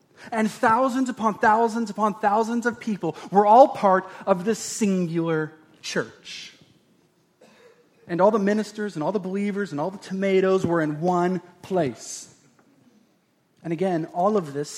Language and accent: English; Oregon, United States; we've grew up in Oregon and watering and planting seeds and harvesting was the normals of every day